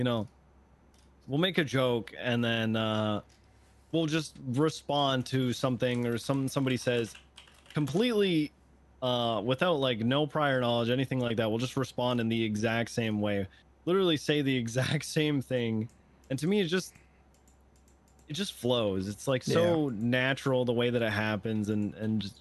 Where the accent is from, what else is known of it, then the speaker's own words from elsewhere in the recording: Canada; I'm from Canada